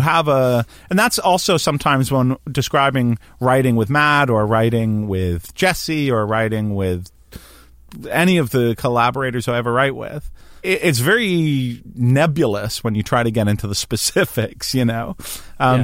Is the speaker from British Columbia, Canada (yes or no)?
no; Hamilton, Ontario, Canada; I grew up in Hamilton